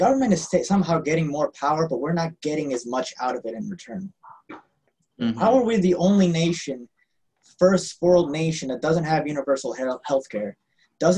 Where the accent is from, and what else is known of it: United States